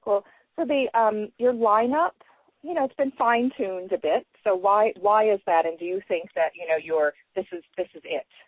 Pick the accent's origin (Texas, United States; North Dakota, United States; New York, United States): New York, United States; growing up in New York